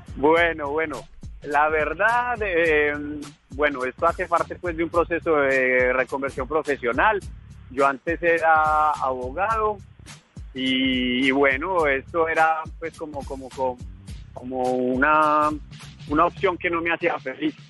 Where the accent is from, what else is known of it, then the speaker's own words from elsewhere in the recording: Colombia; now in France; Soy un emprendedor colombiano